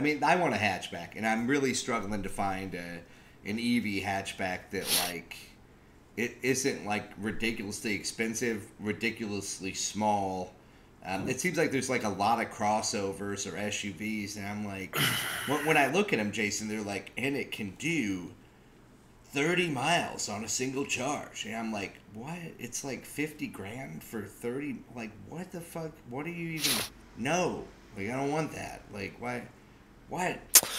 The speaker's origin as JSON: {"language": "English", "country": "United States", "said": "I'm an American who wants a smaller car, right?"}